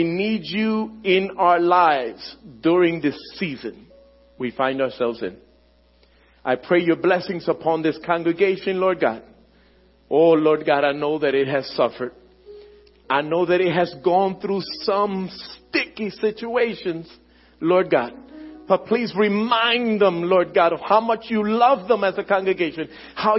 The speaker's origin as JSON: {"language": "English", "town": "Philadelphia", "region": "Pennsylvania", "country": "United States", "tie": "born or raised there", "said": "My family and everything I know is in Philadelphia. Born and raised in Philadelphia"}